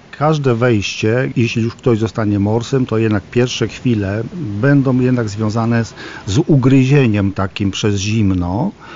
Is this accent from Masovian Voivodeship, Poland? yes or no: no; Włodawa, Lublin Voivodeship, Poland; now in Lublin, Poland; Ja jestem z Nadbuga, y, urodziłem się we Włodawie, znam te tereny